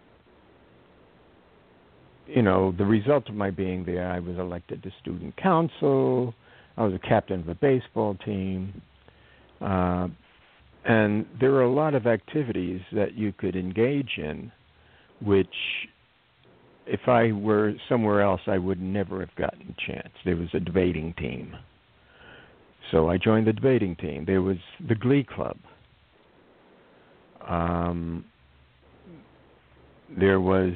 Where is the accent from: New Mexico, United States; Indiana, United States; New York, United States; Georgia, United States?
New York, United States; New York City; I grew up mostly in the Lower East Side of Manhattan in the Alfred E. Smith Projects